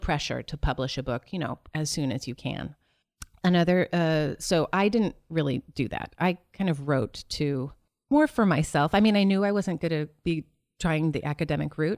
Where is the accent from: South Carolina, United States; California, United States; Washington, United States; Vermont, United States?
Vermont, United States; Middlebury; moved away as an adult; also born or lived in Williamstown, Massachusetts; I grew up in Vermont. I was there till college.